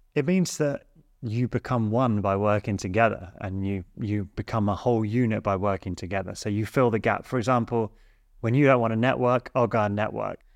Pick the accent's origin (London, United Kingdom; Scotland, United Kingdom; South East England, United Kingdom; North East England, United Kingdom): South East England, United Kingdom; Sussex; coming from Sussex, rural middle